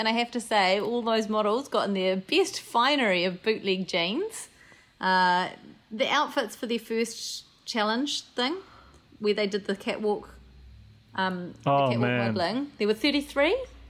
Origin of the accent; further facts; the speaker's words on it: New Zealand; I'm from New Zealand.